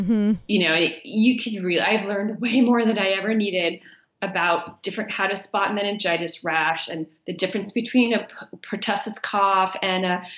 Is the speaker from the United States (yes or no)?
yes; United States; moved away as an adult; now in Botswana; an American with health insurance